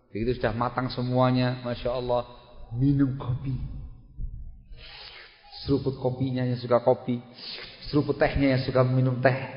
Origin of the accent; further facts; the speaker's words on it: Java, Indonesia; Kurang banyak tahu, saya orang Jawa ini.